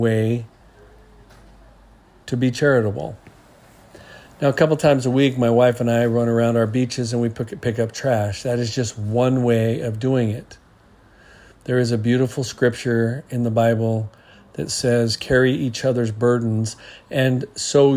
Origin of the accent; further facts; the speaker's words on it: New Zealand; now in Hawaii, United States; growing up in New Zealand, like I did, and growing up here in Hawaii